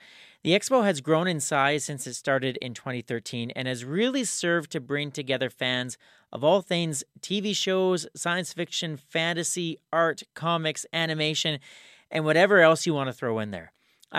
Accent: Swift Current, Saskatchewan, Canada; growing up in Swift Current

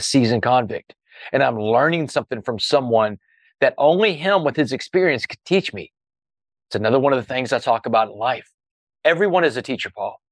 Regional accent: Port Arthur, Texas, United States; when I was a kid growing up in Port Arthur

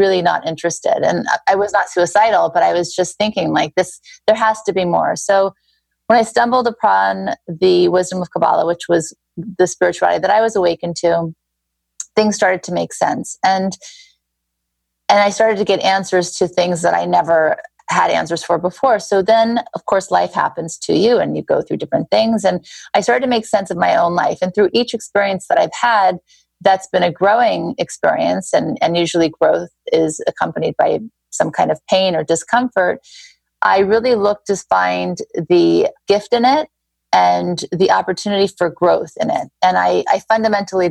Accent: Beverly Hills, California, United States; also born or lived in Thibodaux, Louisiana / New Orleans, Louisiana; I grew up in Beverly Hills. I was born in Thibodaux, Louisiana, lived in New Orleans, had a very happy childhood.

